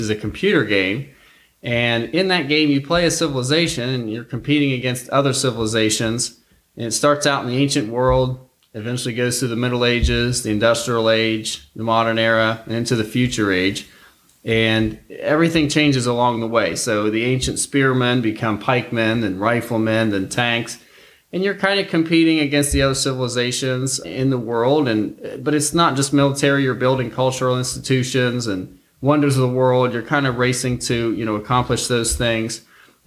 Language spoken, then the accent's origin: English; Worthington, Ohio, United States; I'm from Worthington, Ohio, which is a Columbus suburb, and I still live in the area here.